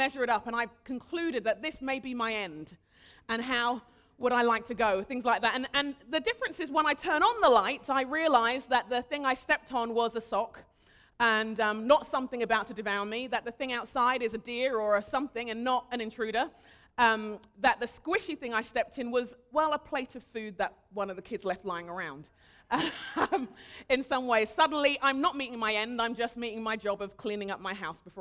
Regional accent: United Kingdom; moved away; also born or lived in Nigeria; I'm a Brit, live here now

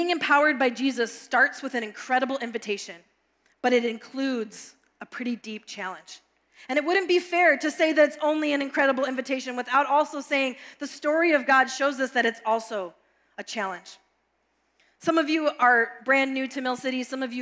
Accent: Brooklyn Park, Minnesota, United States; I grew up in Brooklyn Park

